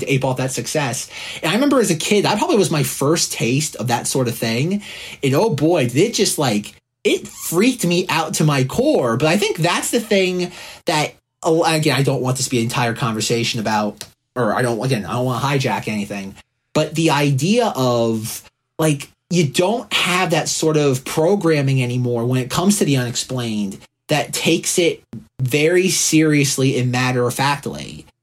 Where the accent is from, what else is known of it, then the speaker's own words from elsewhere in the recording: New Port Richey, Florida, United States; moved away as an adult; also born or lived in New York; I was a fellow Floridian, much like Josh. I grew up in Newport Richey, Florida